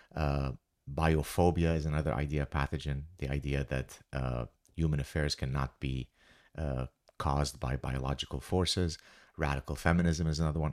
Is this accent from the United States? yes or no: no; Lebanon; moved away; growing up in Lebanon